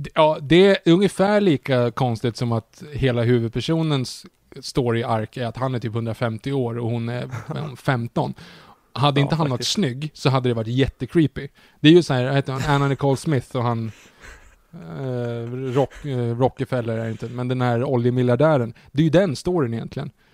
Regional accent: Sweden; man som svensk

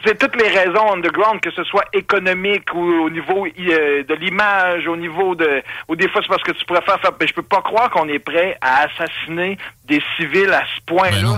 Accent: Quebec City, Quebec, Canada; je suis né à Ville-Vanier, mon père est né dans la basse ville de Québec

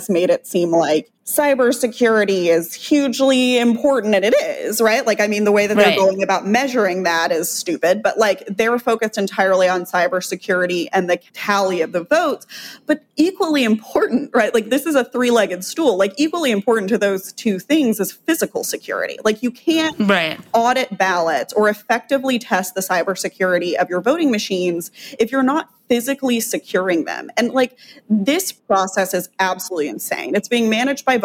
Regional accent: Texas, United States; I live in Texas. I was raised in Texas

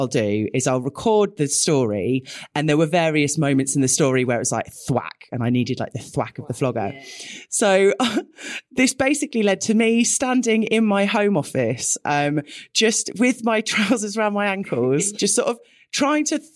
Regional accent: United Kingdom; we're both British

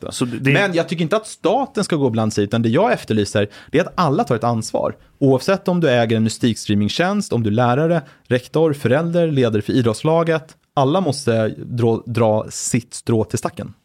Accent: Brunna, Stockholm County, Sweden; jag är uppvuxen i utkanten av eh, Stockholms län, född 85

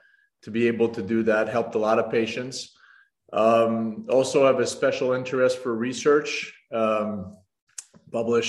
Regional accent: Canada; moved away as an adult; also born or lived in Montreal / Nashville; now in Rochester, United States; I'm French Canadian in origin.

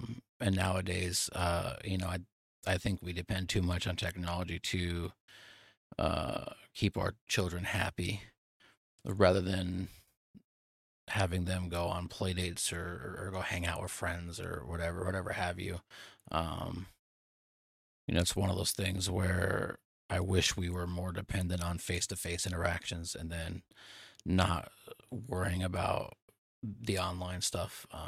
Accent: Nebraska, United States; moved away; I moved away from Nebraska to Texas. I don't get to see my childhood friends or my family every day

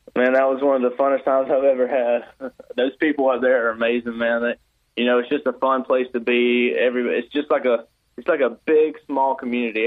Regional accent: South Georgia, United States; I'm from South Georgia, so I was a pretty big Braves fan.

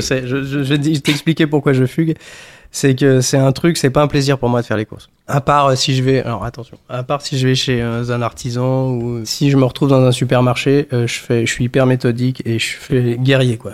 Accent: Haute-Savoie, Auvergne-Rhône-Alpes, France; j'ai grandi en Haute-Savoie.

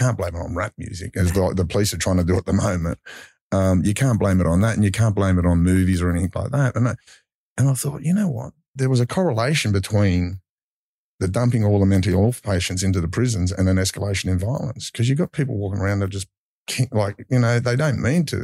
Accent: Mount Druitt, New South Wales, Australia; I grew up Mount Druitt

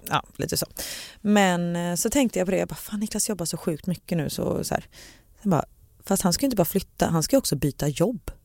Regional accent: Gothenburg, Västra Götaland, Sweden; för göteborgare, vi säger

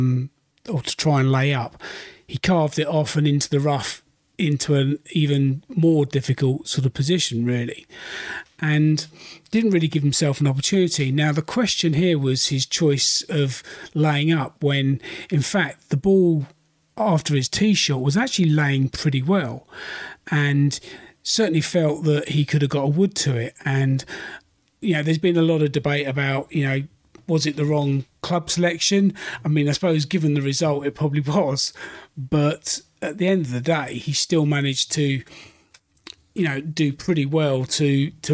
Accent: United Kingdom; Being a Brit myself

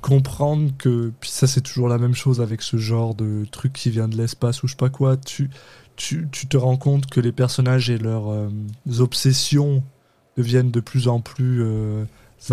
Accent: France; On est des Français de France, on vient de France.

